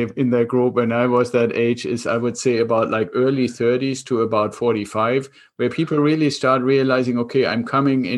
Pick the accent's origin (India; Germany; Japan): Germany; accent: German; English is a second language; moved away as an adult; now in United States; I'm originally from Germany, kept some of the accent still. I came over to the United States 26 years ago with the Air Force